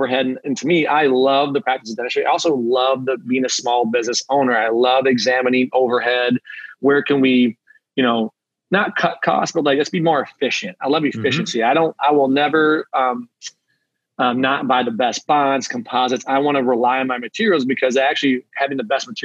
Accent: Traverse City, Michigan, United States; I'm from Traverse City. I moved back.

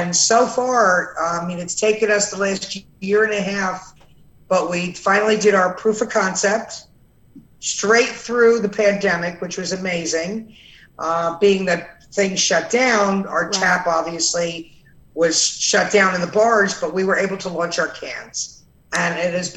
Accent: New Jersey, United States; I'm from Jersey, and I can remember back in the 70s during the riots, my father had a store there

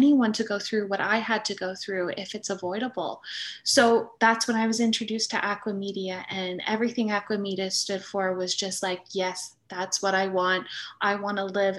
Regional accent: East Coast, Atlantic Canada, Canada; moved away as an adult; now in Nova Scotia, Canada; We're both from the East Coast.

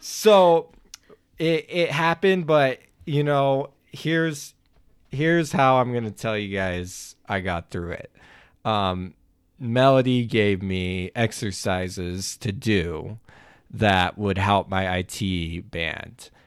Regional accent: Oklahoma, United States; I grew up in Oklahoma

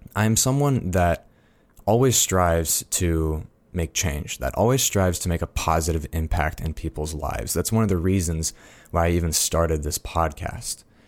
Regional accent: Fort Collins, Colorado, United States; I am a Coloradan. I'm from Fort Collins and Colorado Springs

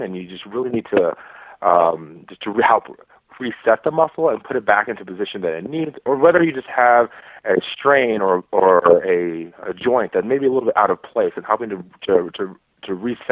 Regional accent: Texas, United States; moved away as an adult; also born or lived in Midwest / Virginia; now in Florida, United States; I'm from Texas, where there's not a lot of DOs

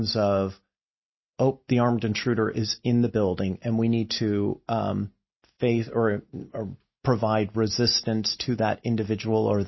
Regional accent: California, United States; I grew up in California and in the land of earthquakes

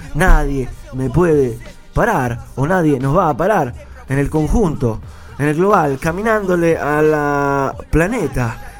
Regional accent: Rocha, Uruguay; en mi tierra, allá en el este, en Rocha

